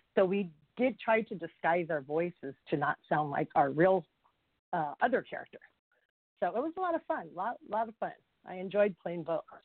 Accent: California, United States; also born or lived in Hawaii / Chavez Ravine, Los Angeles; I am born and raised in California. I'm a native Californian

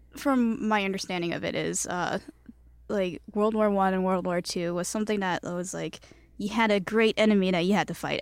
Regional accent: Chicago, Illinois, United States; first language Cantonese; English is a second language; I was born in Chicago

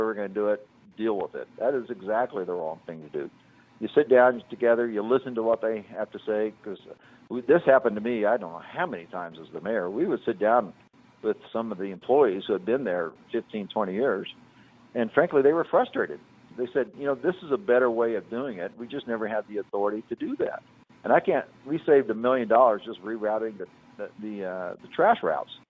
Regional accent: Indianapolis, Indiana, United States; We're from Indianapolis

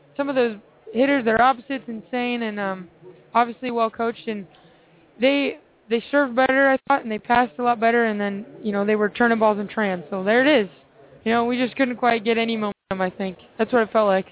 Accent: Seattle, Washington, United States; I'm from Seattle

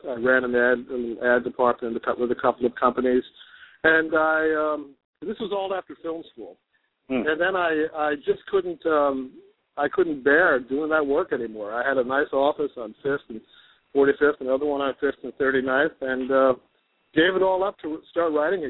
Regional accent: New York City, New York, United States; moved away; I was born in Queens, Richmond Hill, Queens. We grew up on Jerome Avenue. My grandparents lived on Lefferts and Liberty in Queens, in Richmond Hill, Queens. All of my family, mother and father, grandparents, they all originated from Brooklyn.

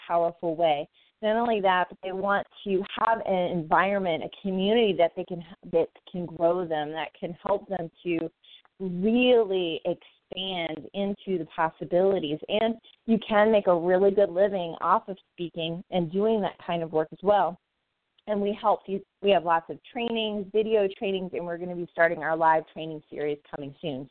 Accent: the South, United States; moved away as an adult; also born or lived in Arizona; now in Phoenix, United States; I can't say lawyer, right? I'm from the South

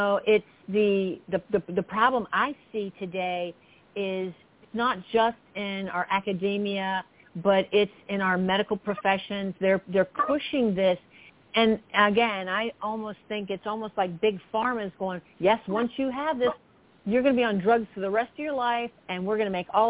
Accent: Florida, United States; I'm from Florida as well.

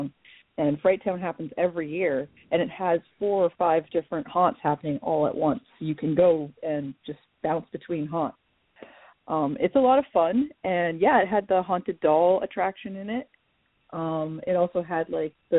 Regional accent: Ontario, Canada; now in Oregon, United States; I am still kind of new to the Oregon area because, you know, I'm originally from Canada. So Ontario specifically

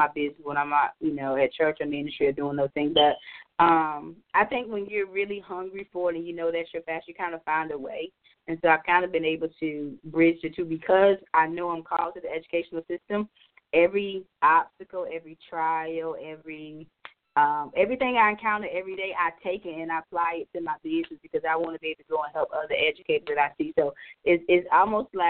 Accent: North Carolina, United States; now in Maryland, United States; I'm originally from North Carolina, and I live here now. I live in Maryland

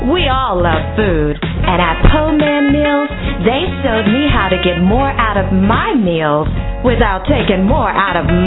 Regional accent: Herndon, Virginia, United States; I'm from Herndon, Virginia.

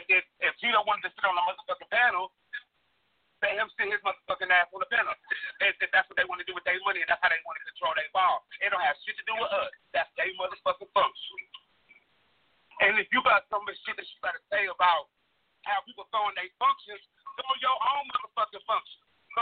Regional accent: Midwest, United States; I'm from the Midwest.

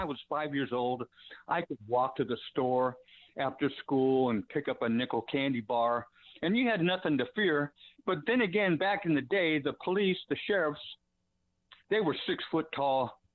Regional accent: Sacramento, California, United States; I'm sixty-nine. I grew up in Sacramento.

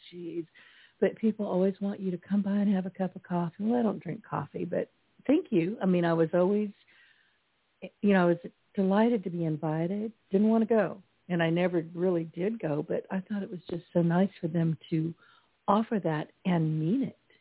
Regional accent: California, United States; now in Louisiana, United States; Me being an introverted Californian

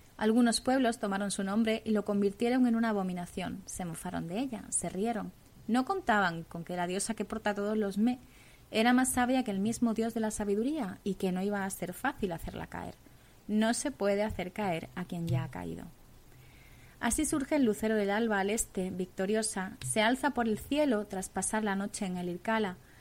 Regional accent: Tartessos, Andalusia, Spain; a mi tierra, a Tartesos

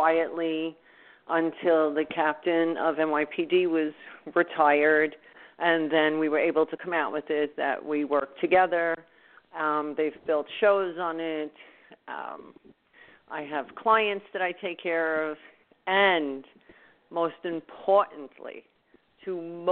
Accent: Louisiana, United States; also born or lived in New Orleans; now in New York, United States; I grew up in Louisiana.

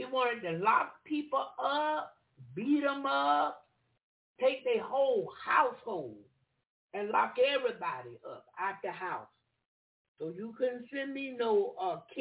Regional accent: the South, United States; I am from the South and I love it

